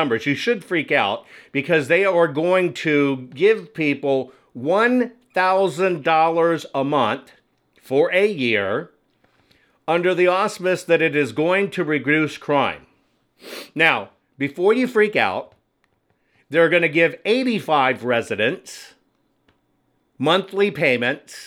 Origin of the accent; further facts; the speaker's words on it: Texas, United States; moved away as an adult; I'm a Texan. That's where I spent most of my childhood life and part of my adult life